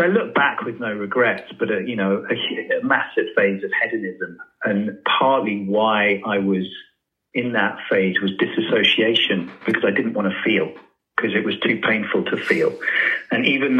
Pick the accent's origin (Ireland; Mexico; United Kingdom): United Kingdom; From the UK